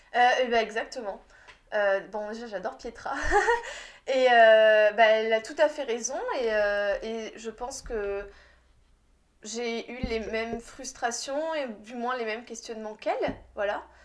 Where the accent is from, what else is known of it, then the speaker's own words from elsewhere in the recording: France; en tant que petite Française